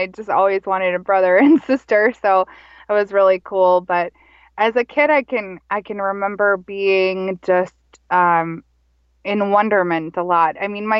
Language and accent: English; Minnesota, United States; also born or lived in Montana / Colorado / Texas; Well, I am Minnesota born and raised, and I'm from a loving family, and I grew up in Minnesota, though I wasn't fully raised here in Minnesota. And I traveled a lot with my mother and my stepfather in, so I grew up also in Montana and Colorado and Texas.